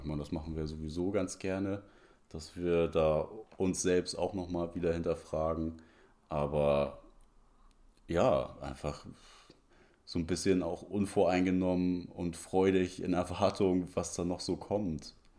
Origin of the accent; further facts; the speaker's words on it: Hamburg, Germany; ich bin so am Rand von Hamburg aufgewachsen, in Bergedorf